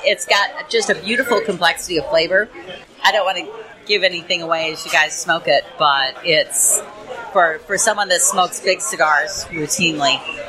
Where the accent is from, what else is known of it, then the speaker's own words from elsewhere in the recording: Missouri, United States; I'm from Missouri